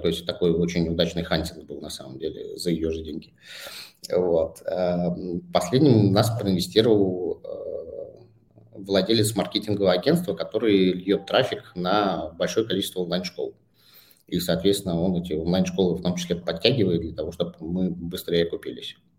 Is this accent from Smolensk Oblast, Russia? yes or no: no; Saint Petersburg, Russia; moved away as an adult; also born or lived in Bangkok; now in Moscow, Russia; я же вырос в спальном районе Питера